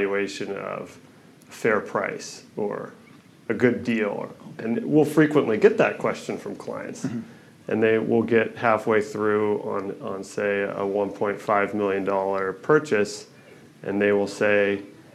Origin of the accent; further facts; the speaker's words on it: Kirkland, Washington, United States; I grew up over in Kirkland, and my father had a construction company.